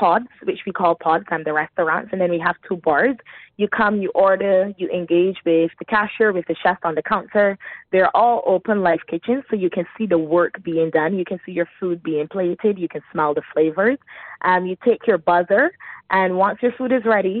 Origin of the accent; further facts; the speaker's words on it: Barbados; now in Dubai, United Arab Emirates; I'm originally from Barbados